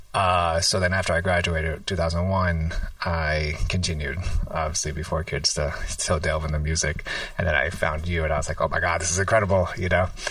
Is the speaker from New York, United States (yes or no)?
yes; New York City, New York, United States; I grew up in New York City